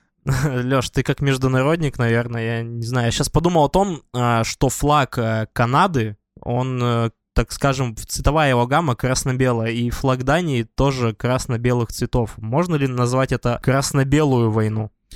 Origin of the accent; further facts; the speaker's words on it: Tyumen, Tyumen Oblast, Russia; Я как человек из Тюмени, я представляю Туру